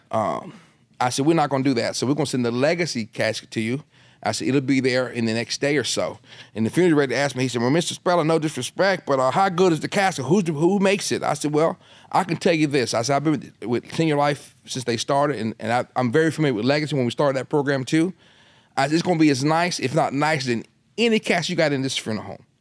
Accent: Delaware, United States; I'm in Delaware. That's my home state

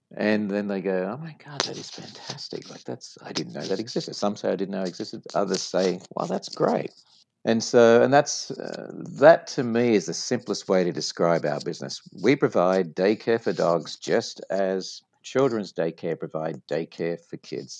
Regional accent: Sydney, New South Wales, Australia; moved away as an adult; now in United States; from my accent you probably noticed that i'm uh, not from the us i like to tell people that i'm from way down south and so born uh, in sydney australia

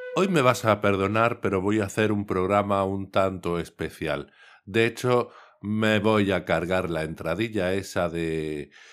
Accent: Cádiz, Andalusia, Spain; yo soy de Cádiz

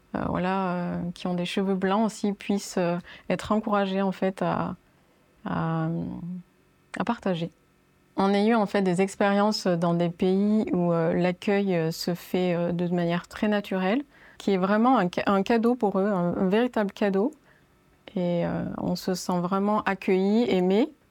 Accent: France; je suis née en fait en France

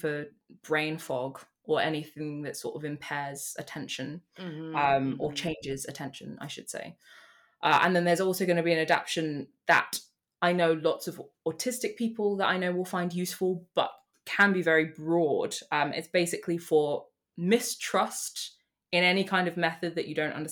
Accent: United Kingdom; I'm British and that's where I am right now.

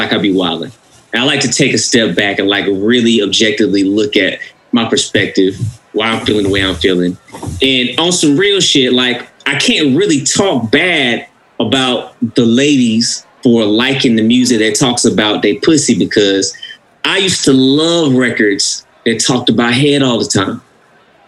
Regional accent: Mississippi, United States; I'm from Mississippi

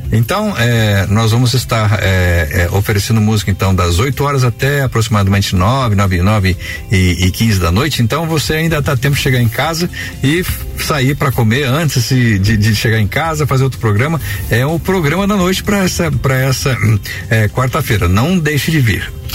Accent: Brazil; nós, como brasileiros

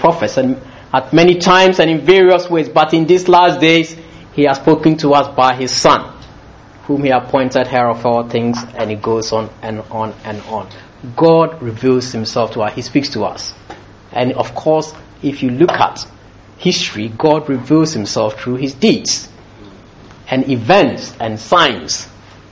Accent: Ghana; born or raised there; also born or lived in London

